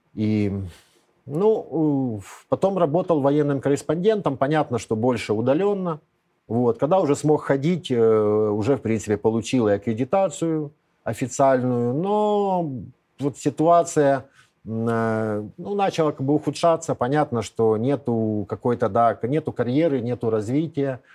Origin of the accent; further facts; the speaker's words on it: Kyiv, Ukraine; moved away as an adult; Я не единственный киевлянин